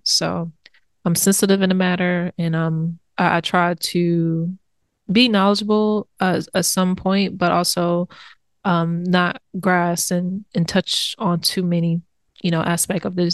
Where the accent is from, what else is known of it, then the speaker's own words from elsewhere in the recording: United States; being an American